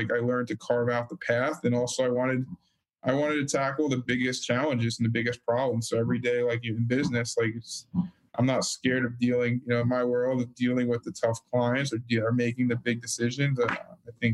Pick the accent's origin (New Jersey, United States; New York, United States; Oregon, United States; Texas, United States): New Jersey, United States; Freehold; moved away; also born or lived in Los Angeles; From Freehold Borough, New Jersey. So I'm from the central, very humble, small little town in the middle of central New Jersey